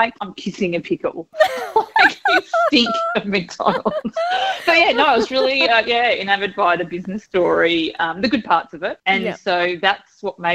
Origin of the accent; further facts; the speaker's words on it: Geelong, Victoria, Australia; We grew up in Geelong